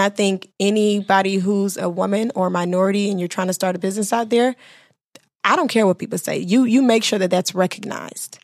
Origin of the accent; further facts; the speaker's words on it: Miami, Florida, United States; also born or lived in Bahamas; I was raised in Miami, Florida, but I'm from the Bahamas and my mother's from Haiti